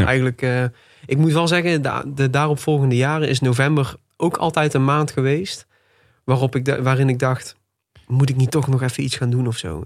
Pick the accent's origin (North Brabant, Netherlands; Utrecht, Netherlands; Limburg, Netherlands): North Brabant, Netherlands; Tilburg; Ik ben 26 jaar. En ik ben geboren en getogen in Tilburg. Nog steeds woonachtig ook